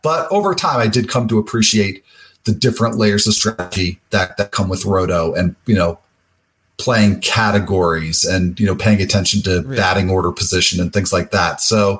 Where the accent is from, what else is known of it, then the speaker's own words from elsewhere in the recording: New Jersey, United States; also born or lived in Chicago / Michigan; I was born in Chicago, grew up basically in Jersey, but both a little bit North Jersey.